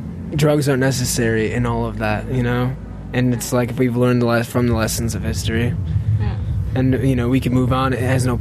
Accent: Frankenmuth, Michigan, United States; born or raised there

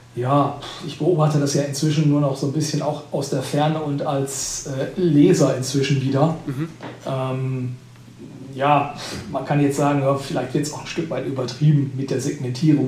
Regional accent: Sauerland, North Rhine-Westphalia, Germany; moved away; also born or lived in Allgäu; Also ich komme gebürtig aus dem, aus dem Sauerland

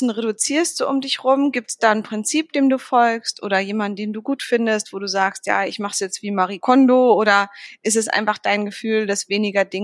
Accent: Berlin, Germany; da geht es so um Berlin direkt nach der Wende, also Ostberlin und das ist für mich als Berlinerin, aber auch generell ein ganz spannendes Wendebuch

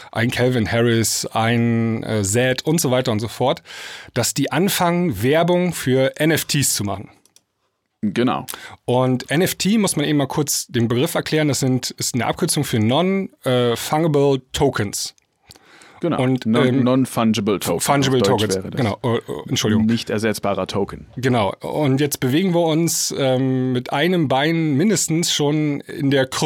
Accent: near Stuttgart, Baden-Württemberg, Germany; accent: Swabian; ich komme aus der Nähe von Stuttgart.

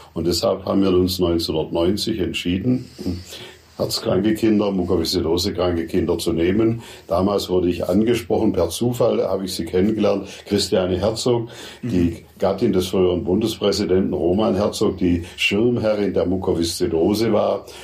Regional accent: Furtwangen, Baden-Württemberg, Germany; Furtwangen, meine Heimatstadt

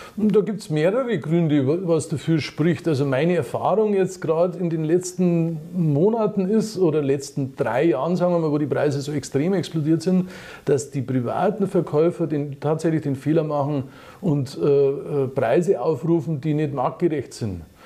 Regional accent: Munich, Bavaria, Germany; ich bin ein Münchner

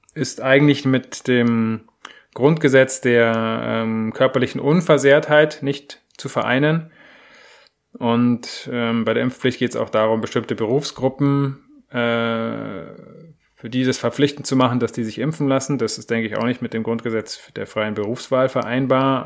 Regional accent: Germany; bei uns in Deutschland

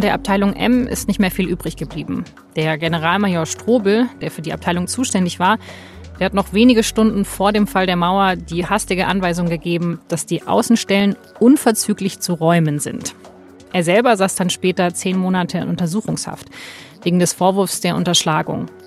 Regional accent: West Germany, Germany; Also ich bin Westdeutsche

